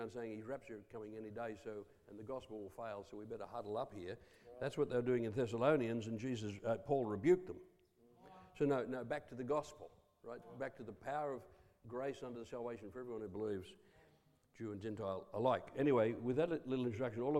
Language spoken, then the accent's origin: English; Coffs Harbour, New South Wales, Australia; also born or lived in Taree / Papua New Guinea; now in Rockhampton, Australia; born in Taree, half my growing up in Coffs Harbour.